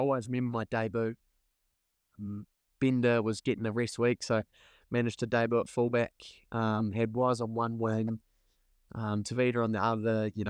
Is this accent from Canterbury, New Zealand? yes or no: yes; Canterbury, New Zealand; growing up, all my footy had been in Canterbury, whether it be growing up in Kaikwood, Boys High, Canterbury, you know, it was all red and black.